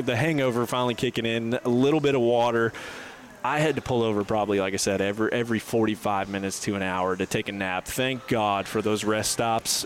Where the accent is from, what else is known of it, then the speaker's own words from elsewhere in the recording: Fort Lauderdale, Florida, United States; also born or lived in north of Atlanta, Georgia; now in Atlanta, United States; I'm originally from Fort Lauderdale, living up here now in, in a little bit north of Atlanta, Georgia.